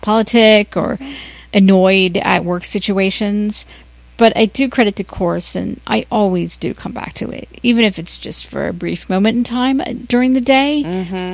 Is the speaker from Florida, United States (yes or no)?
no; Ohio, United States; now in Los Angeles, United States; I'm from Ohio